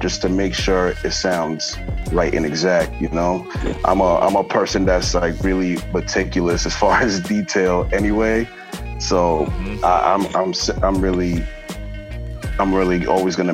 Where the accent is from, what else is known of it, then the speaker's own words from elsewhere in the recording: Framingham, Massachusetts, United States; I'm from Framingham, Massachusetts. It's like, that's 20 minutes outside of Boston.